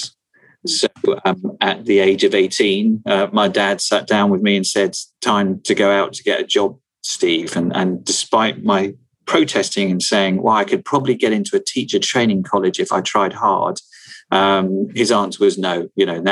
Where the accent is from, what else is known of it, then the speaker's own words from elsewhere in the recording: New Forest, South East England, United Kingdom; I was born in the New Forest.